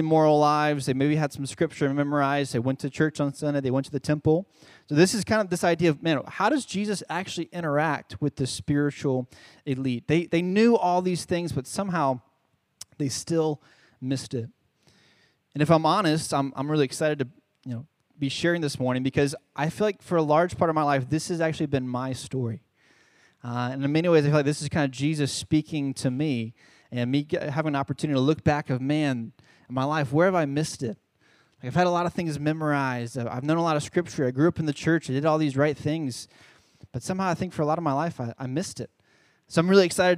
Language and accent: English; Charlotte, North Carolina, United States; moved away as an adult; now in San Antonio, United States; I'm originally from Charlotte, North Carolina.